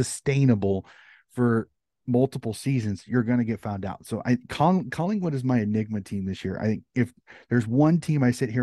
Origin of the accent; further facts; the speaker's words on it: United States; Being an American